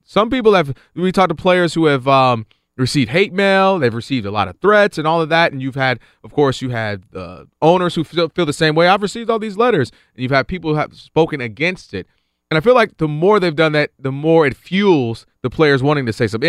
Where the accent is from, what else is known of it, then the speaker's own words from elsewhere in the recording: Detroit, Michigan, United States; coming from the Detroit area.